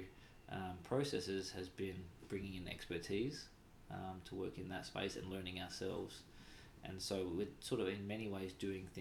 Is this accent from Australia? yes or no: yes; Australia; being Australian